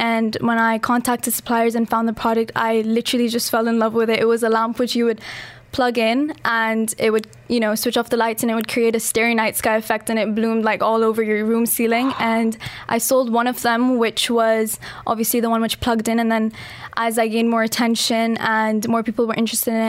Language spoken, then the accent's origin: English; Dubai, United Arab Emirates; also born or lived in Pakistan; So I'm from Pakistan and I've been in Dubai my whole life and I study at Emirates International School, Jumeirah.